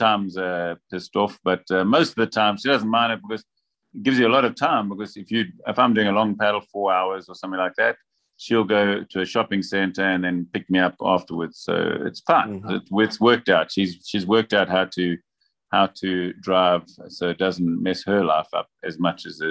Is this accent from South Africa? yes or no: yes; Durban, KwaZulu-Natal, South Africa; moved away as an adult; now in Vila do Conde, Portugal; I was born in Durban, South Africa. And spent most of my life in Durban, and then moved to Portugal 6 years ago, just north of Porto, in a town called Vila do Conde